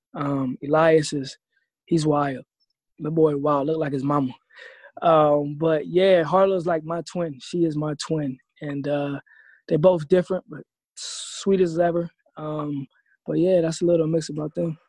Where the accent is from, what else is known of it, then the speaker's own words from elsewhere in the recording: Ohio, United States; moved away as an adult; also born or lived in Austin, Texas; I grew up in Ohio